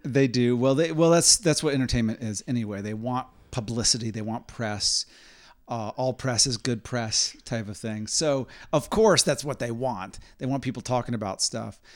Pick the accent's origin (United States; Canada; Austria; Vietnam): United States; Indiana; growing up in Indiana